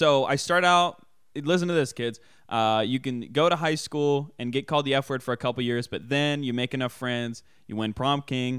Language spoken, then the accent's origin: English; Parkersburg, West Virginia, United States; My hometown, so I'm from Parkersburg, but technically, if you want to get techno, I'm from Washington, West Virginia, named after George Washington